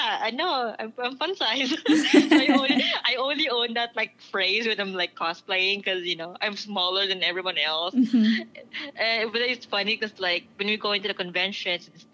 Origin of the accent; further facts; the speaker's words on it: Philippines; now in United States; being Filipino, like, yeah, I'm Asian